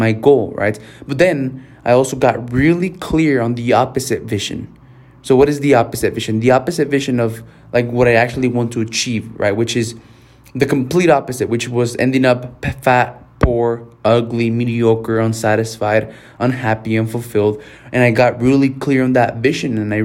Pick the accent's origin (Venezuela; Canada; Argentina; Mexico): Mexico; first language Spanish; English is a second language; I'm Mexican and, like, my first language was Spanish, and English has always been really hard for me.